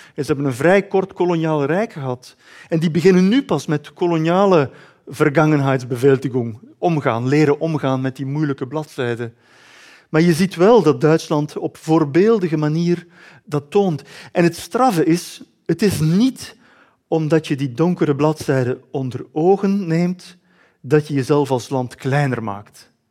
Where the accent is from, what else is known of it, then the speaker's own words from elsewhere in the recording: Belgium; ik schreef het ook nog eens als Belg